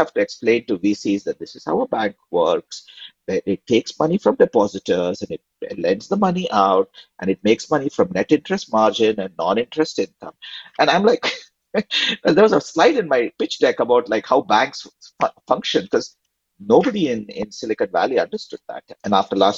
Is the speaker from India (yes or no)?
yes; India; now in United States; growing up in India in the 90s